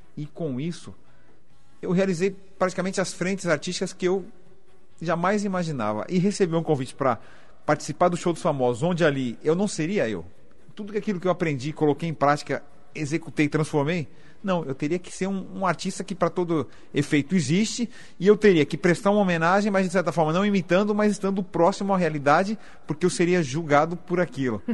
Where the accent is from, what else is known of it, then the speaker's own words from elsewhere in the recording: São Paulo, Brazil; eu sou paulistano